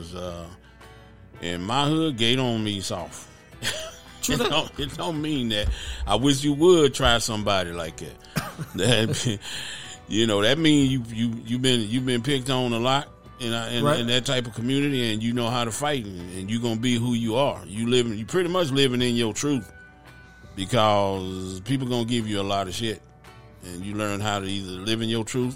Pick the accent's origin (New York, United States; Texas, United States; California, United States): Texas, United States; Grand Prairie; I'm from Dalworth